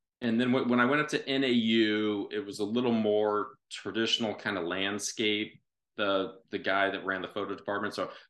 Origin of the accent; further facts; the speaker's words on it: Mesa, Arizona, United States; moved away as an adult; also born or lived in Baltimore, Maryland / Washington, District of Columbia, United States; Yes, up in northern Arizona. Yeah, growing up in Mesa at that time, it was still a lot of cotton fields and orange groves